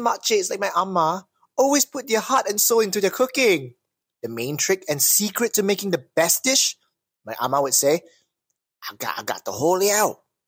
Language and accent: English; Malaysia